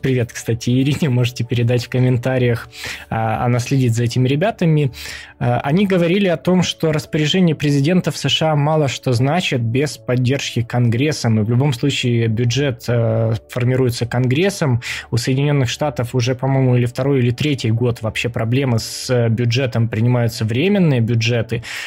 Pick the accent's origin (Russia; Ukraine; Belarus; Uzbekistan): Ukraine; Мы втроём из Украины